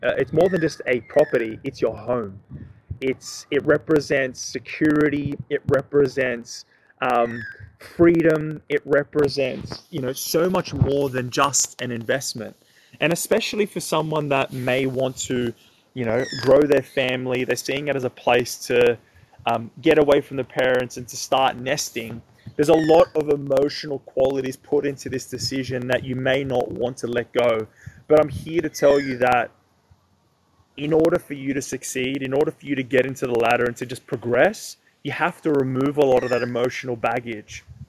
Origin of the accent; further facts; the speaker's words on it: Sydney, New South Wales, Australia; I'm from Sydney